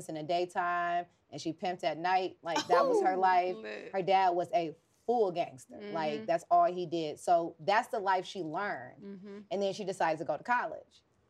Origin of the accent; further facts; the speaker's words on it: Los Angeles, California, United States; also born or lived in Atlanta; I am a very simple hood girl from South Central Los Angeles